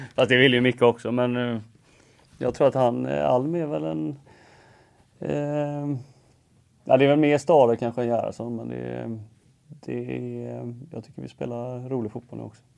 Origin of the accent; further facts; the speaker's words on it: Gothenburg, Västra Götaland, Sweden; jag är uppväxt i Göteborg